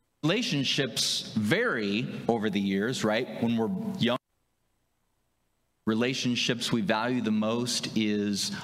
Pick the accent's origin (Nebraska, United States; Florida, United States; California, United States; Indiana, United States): Nebraska, United States; Wahoo; moved away as an adult; also born or lived in South Carolina; I'm from this region. I grew up in Saunders County, if you know where that's at, Wahoo, Fremont area, Ashland, Meade